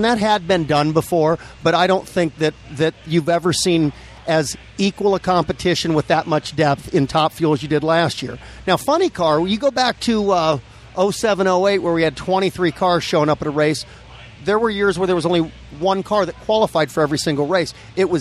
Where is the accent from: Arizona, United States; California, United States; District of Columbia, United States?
California, United States; Los Angeles; now in Norco, United States; I grew up in Granada Hills in the San Fernando Valley. We moved out to Norco 3 years ago